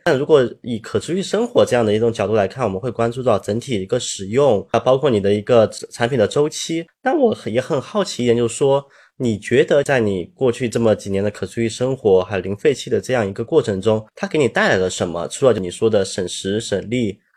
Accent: China; 对于我们中国人来说，环保可持续或者节俭，其实我们一个从古至今一个非常悠然的美德

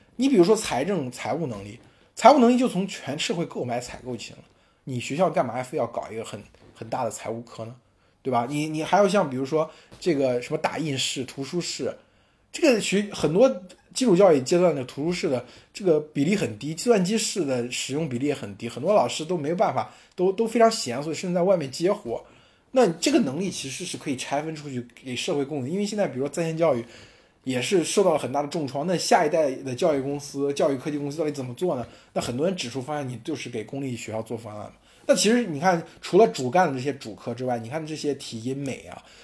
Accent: Henan, China; accent: Henan dialect; 我们河南话

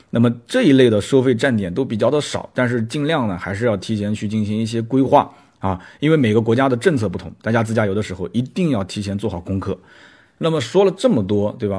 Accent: Nanjing, Jiangsu, China; 我是南宁人嘛，南宁话其实也有很多的一些方言

